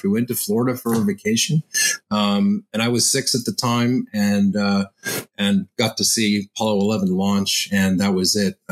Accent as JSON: {"language": "English", "town": "Montreal", "region": "Quebec", "country": "Canada", "tie": "born or raised there", "said": "I grew up in Montreal"}